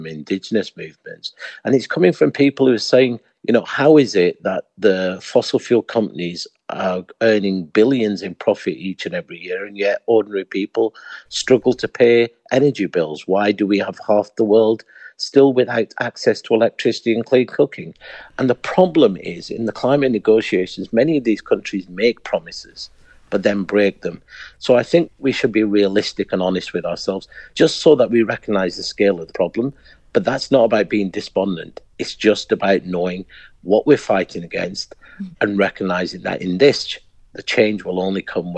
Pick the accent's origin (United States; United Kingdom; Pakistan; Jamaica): Pakistan; I'm originally from Pakistan